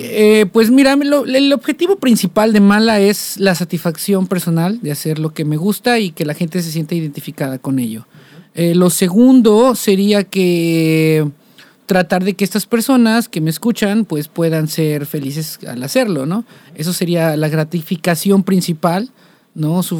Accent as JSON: {"language": "Spanish", "town": "Coatepec", "region": "Veracruz", "country": "Mexico", "moved": "as an adult", "lives_now": "Xalapa, Mexico", "said": "yo vengo de una familia un poco tradicional, ¿no? Eh, y también de una ciudad un poco tradicional, que es Coatepec, Veracruz"}